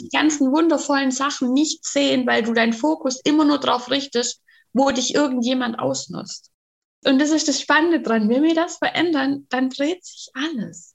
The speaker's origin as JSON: {"language": "German", "region": "Bavaria", "country": "Germany", "said": "Bei uns in Bayern"}